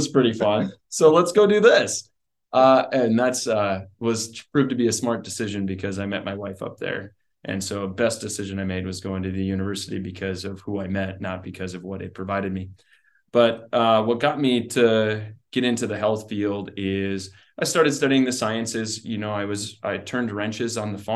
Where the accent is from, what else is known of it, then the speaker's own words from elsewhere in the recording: South Heart, North Dakota, United States; also born or lived in Dickinson, North Dakota; I grew up in Dickinson here. Well, actually, South Hart, went to high school at South Hart and farm and ranch